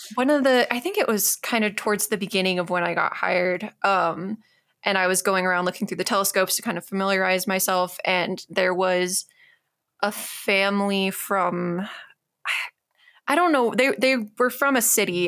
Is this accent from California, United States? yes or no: no; Tucson, Arizona, United States; I grew up in Tucson